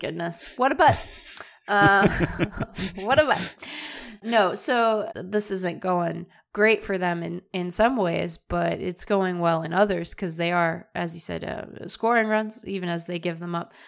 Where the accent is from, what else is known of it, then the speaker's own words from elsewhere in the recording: Seattle, Washington, United States; I grew up in Seattle.